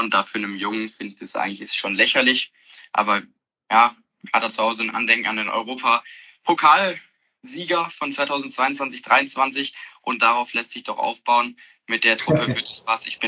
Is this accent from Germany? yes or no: yes; Heidelberg, Baden-Württemberg, Germany; Ich bin jetzt 17 Jahre alt und FC-Fan und auch Mitglied seit meiner Geburt. Ich komme aus Heidelberg, das ist in Baden-Württemberg